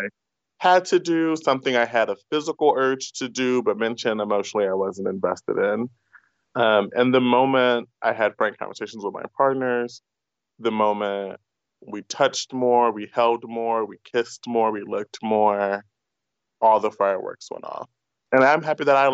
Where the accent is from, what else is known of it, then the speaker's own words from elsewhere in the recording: United States; first language English; born a U.S. citizen, and English is my first language